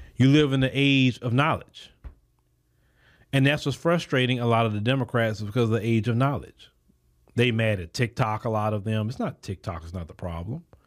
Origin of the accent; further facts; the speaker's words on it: United States; I'm a citizen of the United States.